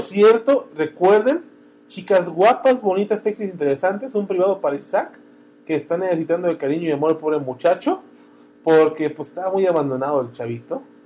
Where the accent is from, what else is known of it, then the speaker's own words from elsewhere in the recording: Guadalajara, Jalisco, Mexico; Creo que soy de Guadalajara